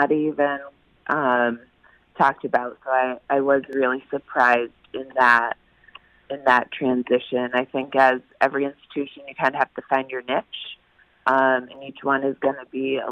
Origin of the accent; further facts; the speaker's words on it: Maine, United States; now in Connecticut, United States; I grew up in Maine